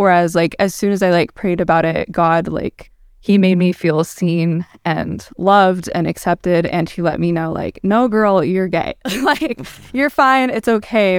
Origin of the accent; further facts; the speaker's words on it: Ohio, United States; also born or lived in Dallas, Texas; I grew up in Ohio, though, so I'm from the north and the south